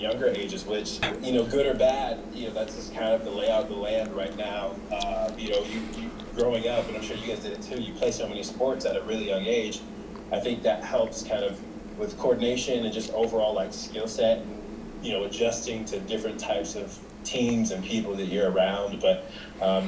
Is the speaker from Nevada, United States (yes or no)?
yes; Las Vegas, Nevada, United States; I grew up in Las Vegas